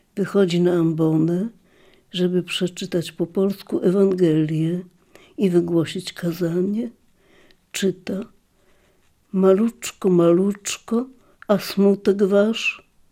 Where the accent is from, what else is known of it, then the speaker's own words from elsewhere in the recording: Lviv, Lviv Oblast, Ukraine; jestem z Lwowa